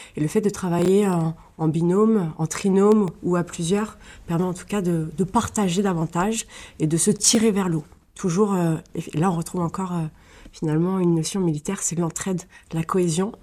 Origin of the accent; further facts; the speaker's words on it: Colombes, Île-de-France, France; je suis francilienne, donc je suis née dans les Hauts-de-Seine à Colombes et j'ai fait pratiquement toute ma scolarité dans les Hauts-de-Seine